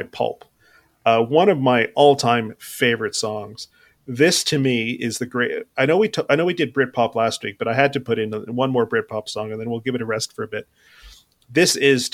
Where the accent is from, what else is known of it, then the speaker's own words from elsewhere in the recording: Canada; where we grew up in Canada